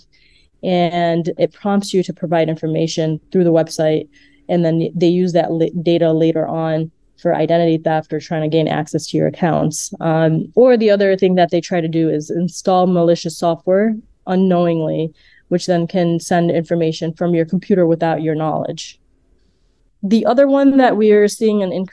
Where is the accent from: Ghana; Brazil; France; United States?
United States; Chicago, Illinois; I was born and raised in Chicago. I am of Indian heritage